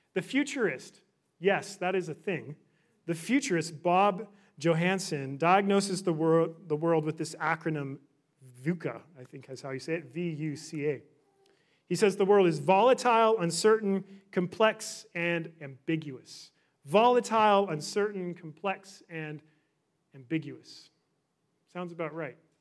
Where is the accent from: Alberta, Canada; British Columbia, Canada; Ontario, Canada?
British Columbia, Canada; Victoria; moved away as an adult; also born or lived in Orlando; now in Vancouver, Canada; I grew up in Victoria